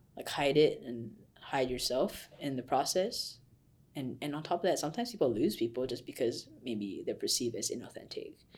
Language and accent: English; Malaysia; moved away as an adult; now in United States; I am Malaysian, I came to U S to study